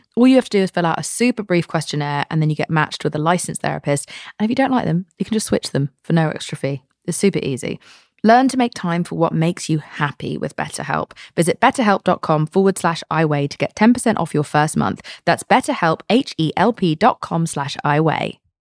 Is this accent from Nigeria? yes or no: no; England, United Kingdom; moved away as an adult; now in United States; as an English person coming here